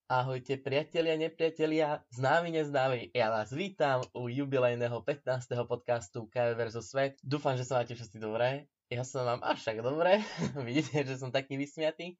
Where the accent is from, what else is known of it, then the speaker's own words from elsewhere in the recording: Slovakia; ja ako Slovák som sa nezaprel